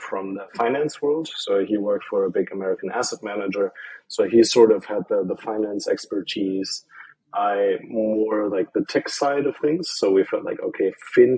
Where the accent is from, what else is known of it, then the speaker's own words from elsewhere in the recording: Germany; moved away as an adult; also born or lived in Ireland; I'm from Germany